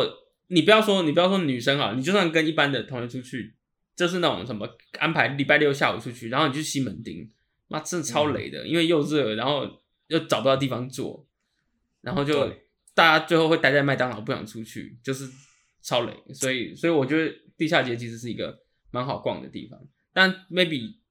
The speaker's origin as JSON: {"language": "Chinese", "region": "Taipei", "country": "Taiwan", "tie": "born or raised there", "said": "我跟 Kevin 都是在那个区域长大的，"}